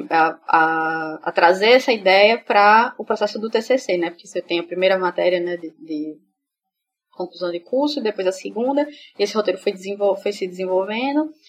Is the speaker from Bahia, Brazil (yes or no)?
no; Feira Nova, Sergipe, Brazil; eu sou do interior, sou da cidade do interior daqui de Sergipe, que é Feira Nova. E eu tava indo pra Feira Nova